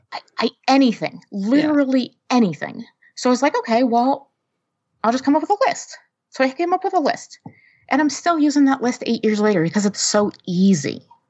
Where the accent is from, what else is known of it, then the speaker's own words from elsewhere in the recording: outside New York City, New Jersey, United States; now in East Lansing, United States; i live in east lansing michigan right now but i was born and raised right outside of new york city in north jersey